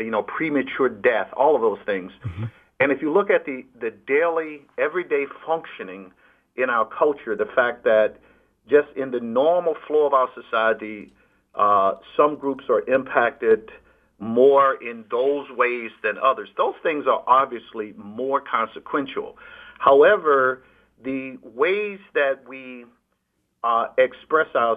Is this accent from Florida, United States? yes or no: no; Alabama, United States; when I was growing up in Alabama under George Wallace